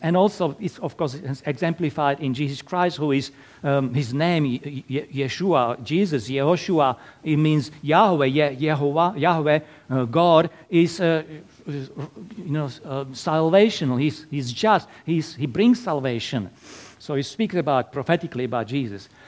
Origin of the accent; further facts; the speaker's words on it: Slovakia; English is a second language; moved away as an adult; now in Perth, Australia; originally from little tiny little country in Eastern Europe, Slovakia. So that's why my lovely accent.